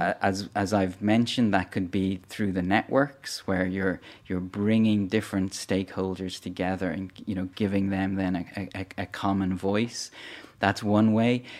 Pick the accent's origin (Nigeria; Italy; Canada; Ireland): Ireland; Dublin, Leinster; also born or lived in northern Cameroon; I'm from Dublin in Ireland, and that's where the, the foundation is based as well